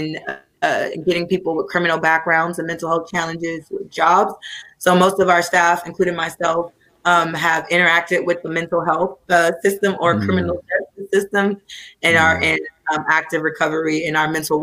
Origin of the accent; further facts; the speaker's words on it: Oakland, California, United States; I grew up in Oakland. I'm from Oakland, California, Brookfield, East Oakland.